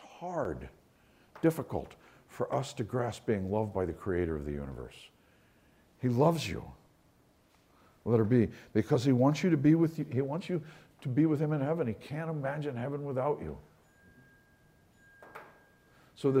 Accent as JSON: {"language": "English", "region": "New York", "country": "United States", "moved": "yes", "lives_now": "Florida, United States", "said": "I'm from New York"}